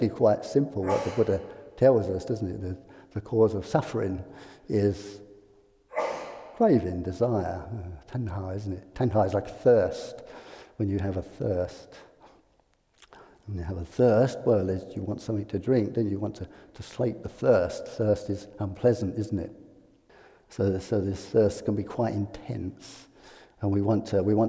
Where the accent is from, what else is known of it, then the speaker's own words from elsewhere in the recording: England, United Kingdom; I'm English